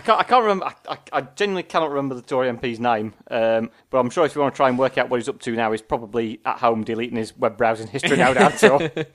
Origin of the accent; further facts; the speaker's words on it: Sheffield, Yorkshire and the Humber, United Kingdom; I'm from Sheffield